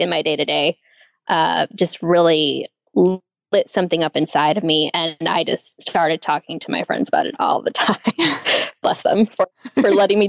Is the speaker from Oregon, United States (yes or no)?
no; Chicago suburbs, Illinois, United States; also born or lived in Nashville, Tennessee / San Francisco, California / Twin Cities, Minnesota; now in Knoxville, United States; I currently live in Knoxville, Tennessee, as of this past December, but I'm from the Chicago suburbs. Originally